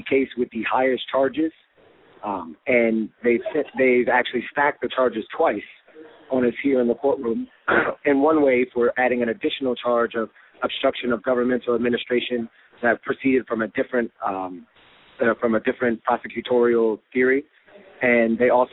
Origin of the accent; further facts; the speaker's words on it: Washington, District of Columbia, United States; now in New York City, United States; as an African-American growing up in Washington, D.C., and now in New York City